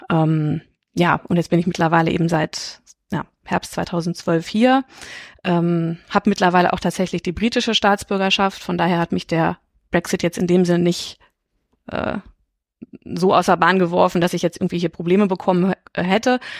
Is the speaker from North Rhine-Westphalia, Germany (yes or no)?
no; Hildesheim, Lower Saxony, Germany; moved away as an adult; also born or lived in Osnabrück / Düsseldorf; now in London, United Kingdom; ich komme also, aus Niedersachsen, also ich komme aus Hildesheim